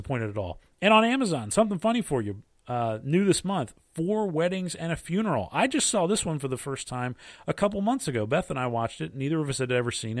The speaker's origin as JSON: {"language": "English", "country": "United States", "said": "being an American"}